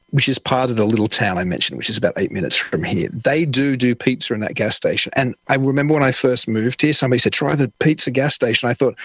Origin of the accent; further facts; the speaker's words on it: Sydney, New South Wales, Australia; moved away as an adult; now in Amherst, United States; I'm from Sydney, Australia